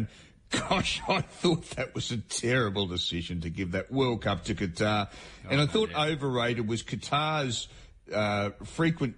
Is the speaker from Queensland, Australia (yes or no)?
yes; Queensland, Australia; I'm not being biased as a Queenslander